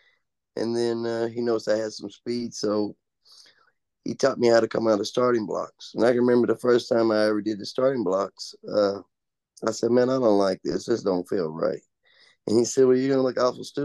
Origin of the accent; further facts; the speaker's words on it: Owensboro, Kentucky, United States; also born or lived in Henderson, Kentucky; I moved towns to Owensboro from where I was born in Henderson.